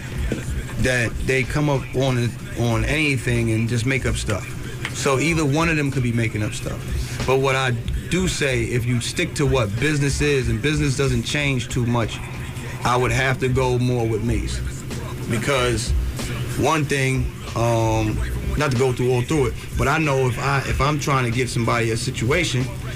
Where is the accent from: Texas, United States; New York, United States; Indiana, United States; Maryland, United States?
New York, United States; I'm from New York